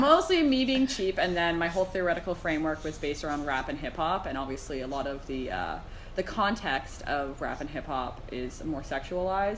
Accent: Arnprior, Ontario, Canada; I grew up in a small town, so I'm not from Toronto

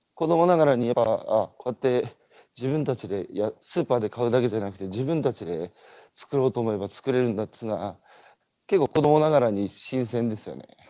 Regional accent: Tohoku, Japan; 僕東北の人間だから

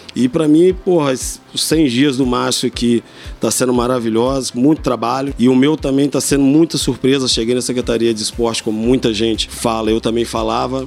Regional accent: Três Rios, Rio de Janeiro, Brazil; sou nascido e criado em Três Rios

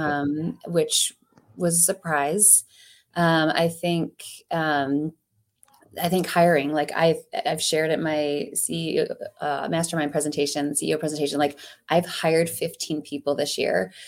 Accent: Ohio, United States; now in Saint Louis, United States; When I grew up in Ohio

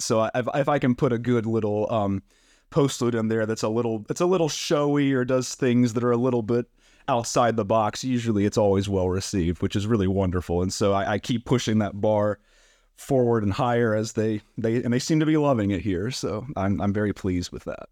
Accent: Black Mountain, North Carolina, United States; I am originally from Black Mountain, North Carolina, so just about an hour away from Tryon, which is great. Um, it's my hometown. I still live there now

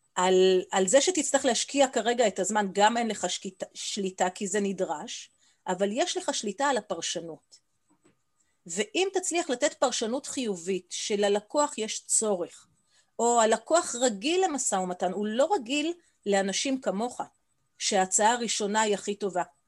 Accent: Israel

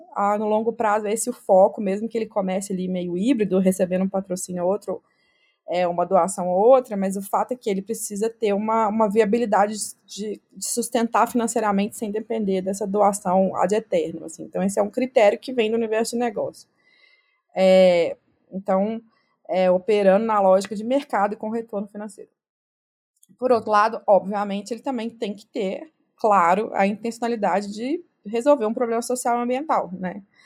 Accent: Minas Gerais, Brazil; accent: mineiro; moved away as an adult; also born or lived in France; eu sou mineira, né? Se não deu para perceber pelo sotaque

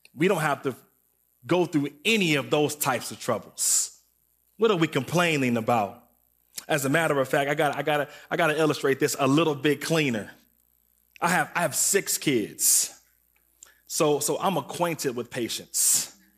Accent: Waukegan, Illinois, United States; I was from Waukegan, and I went to a sc, uh, elementary school called Glenwood.

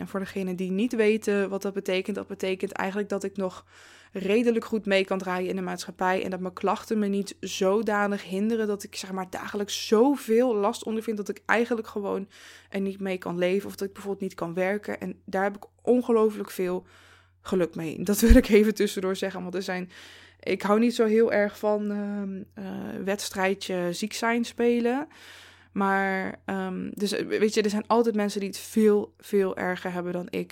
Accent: Zevenaar, Gelderland, Netherlands; moved away as an adult; now in Eindhoven, Netherlands; toen ik bijvoorbeeld nog in Zevenaar woonde, waar ik ben opgegroeid en iets van 23 eh, jaar heb gewoond

